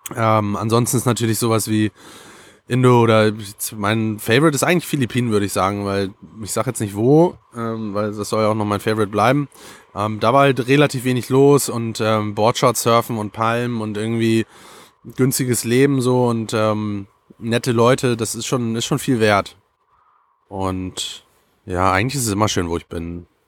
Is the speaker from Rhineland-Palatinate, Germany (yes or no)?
no; Hamburg, Germany; als Kind der Küste, als Hamburger bist du immer gerne am Meer so.